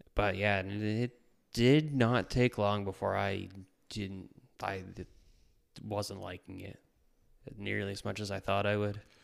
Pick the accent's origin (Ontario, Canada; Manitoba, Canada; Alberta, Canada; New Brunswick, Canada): New Brunswick, Canada; moved away as an adult; I'm originally from New Brunswick, born and raised. Lived there right up until I was twenty-three.